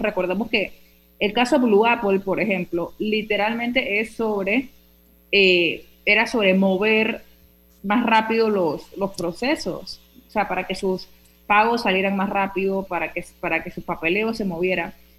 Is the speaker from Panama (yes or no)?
yes; Panama; nuestro país